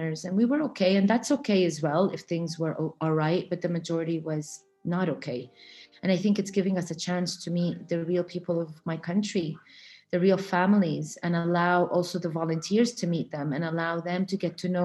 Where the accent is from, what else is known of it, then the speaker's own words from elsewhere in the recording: Florida, United States; I grew up in Florida. I grew up around the beach.